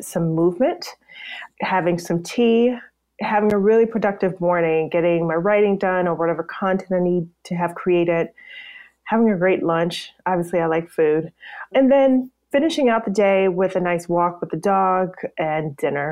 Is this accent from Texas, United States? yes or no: no; Bennettsville, South Carolina, United States; moved away as an adult; now in Atlanta, United States; my hometown of Bennettsville, South Carolina